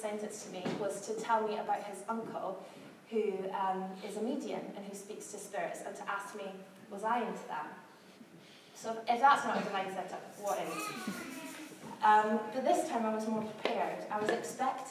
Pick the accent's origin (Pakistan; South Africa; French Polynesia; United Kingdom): United Kingdom; Scotland; now in London, United Kingdom; I'm from Scotland, where we chat to everybody